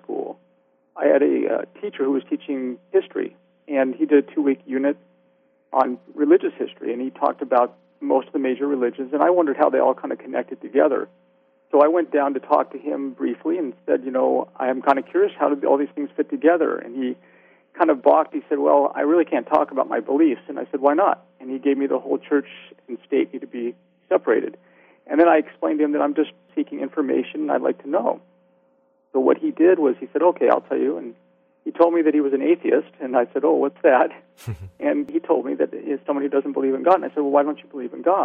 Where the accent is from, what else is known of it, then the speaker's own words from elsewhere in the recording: Orange County, California, United States; I was born and raised in Orange County, California, and loved just, you know, growing up here